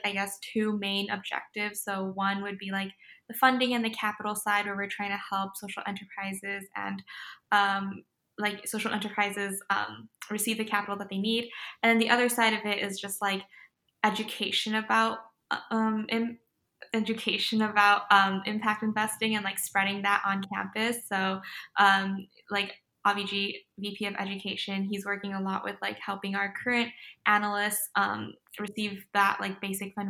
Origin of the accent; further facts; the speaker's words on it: LA County, California, United States; I'm originally from LA County. That's where I'm at right now. I'm home with my parents